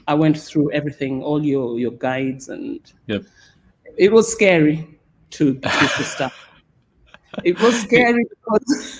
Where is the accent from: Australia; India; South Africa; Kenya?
Kenya; moved away as an adult; also born or lived in United Kingdom; now in Cyprus; I was born and raised in Kenya, and then after school, I think I was 28 when I left